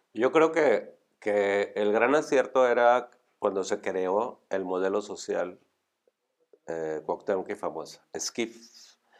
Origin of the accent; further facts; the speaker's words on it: Monterrey, Nuevo León, Mexico; Como buen regio, pues yo estudié en el TEC, me recibí